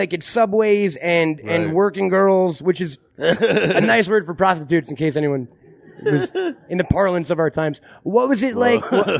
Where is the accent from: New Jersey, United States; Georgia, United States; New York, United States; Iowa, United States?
New York, United States; Long Island; Now, I'm from Long Island, so I grew up in just forests and deer.